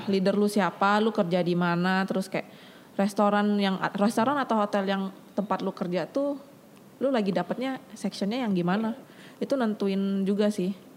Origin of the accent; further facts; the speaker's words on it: Jambi, Indonesia; moved away as an adult; now in Jakarta, Indonesia; Gue lahir di Jambi